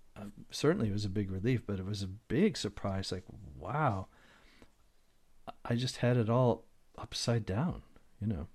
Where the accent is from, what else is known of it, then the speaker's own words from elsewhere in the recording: Detroit, Michigan, United States; I grew up in Detroit